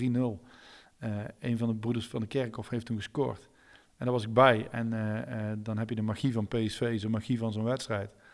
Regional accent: North Brabant, Netherlands; als Brabander

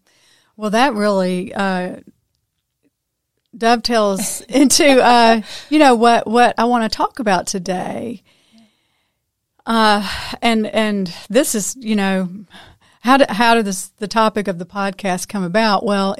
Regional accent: Memphis, Tennessee, United States; I grew up in the Memphis area, and we were 8 hours from the beach.

